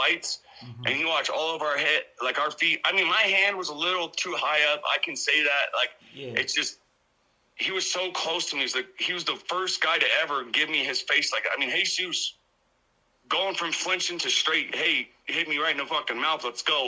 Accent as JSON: {"language": "English", "town": "Coeur d'Alene", "region": "Idaho", "country": "United States", "tie": "born or raised there", "moved": "yes", "lives_now": "North Dakota, United States", "said": "Up in Coeur d'Alene, Idaho"}